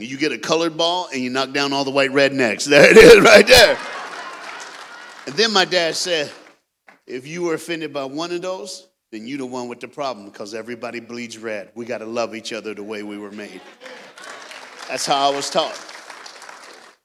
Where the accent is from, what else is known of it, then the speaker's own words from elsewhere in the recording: Knoxville, Tennessee, United States; I am a Southern brother. I was born and raised in Knoxville, Tennessee